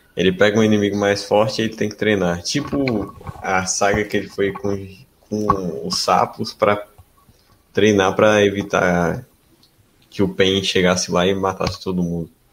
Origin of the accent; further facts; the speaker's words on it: north of Espírito Santo, Brazil; eu sou de, do norte do Espírito Santo